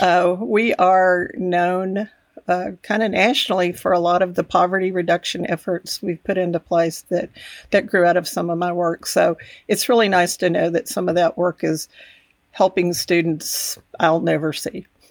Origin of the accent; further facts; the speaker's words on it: Texas Panhandle, United States; also born or lived in Amarillo, Texas; I grew up in the Panhandle about an hour away